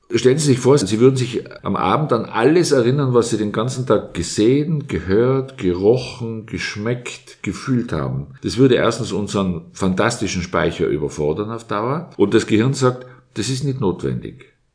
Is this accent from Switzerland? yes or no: no; Innsbruck, Tyrol, Austria; ich bin in Innsbruck aufgewachsen